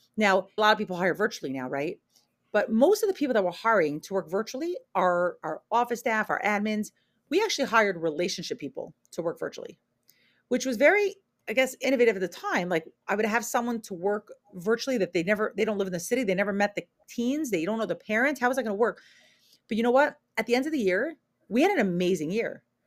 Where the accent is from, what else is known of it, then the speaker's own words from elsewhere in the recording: New York, United States; moved away as an adult; also born or lived in Israel; now in Portland, United States; I'm originally from New York